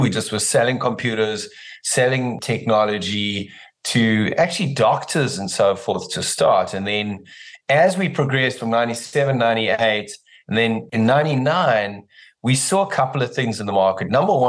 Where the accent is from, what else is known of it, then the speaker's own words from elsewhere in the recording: South Africa; In South Africa.